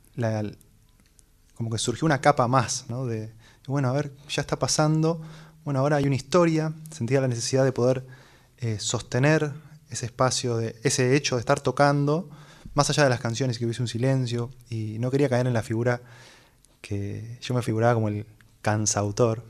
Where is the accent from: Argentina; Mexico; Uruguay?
Argentina; Buenos Aires; Nací acá en Buenos Aires